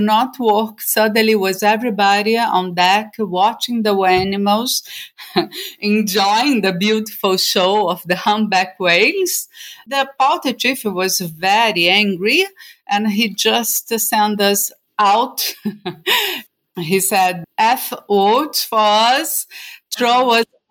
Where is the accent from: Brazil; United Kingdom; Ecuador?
Brazil; Rio de Janeiro; moved away as an adult; now in Norway; I am from Brazil. And at the moment, well, since 2013, I live in Norway, in a small island